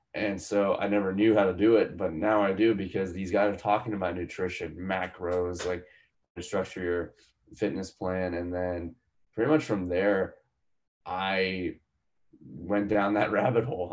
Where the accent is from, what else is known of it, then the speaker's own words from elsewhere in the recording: Palmyra, Pennsylvania, United States; moved away as an adult; also born or lived in India; where i grew up which was in a town called palmyra in pennsylvania